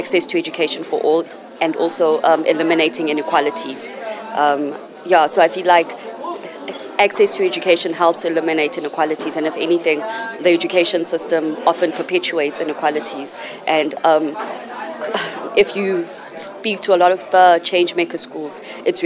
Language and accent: English; South Africa; I'm from South Africa.